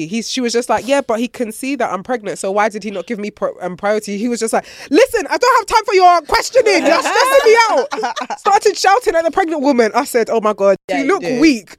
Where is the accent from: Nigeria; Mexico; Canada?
Nigeria; moved away; This is my homecoming because I haven't been to Nigeria in like over. Anyway, last time I was there was when I was 17.